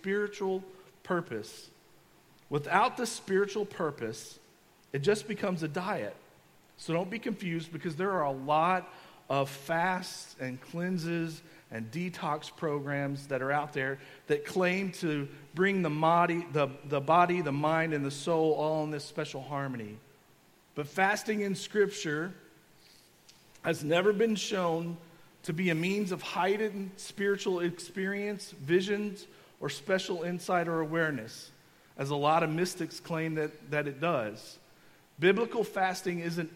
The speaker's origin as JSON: {"language": "English", "region": "Kentucky", "country": "United States", "tie": "born or raised there", "said": "I grew up in Kentucky, and I come from a family full of farmers."}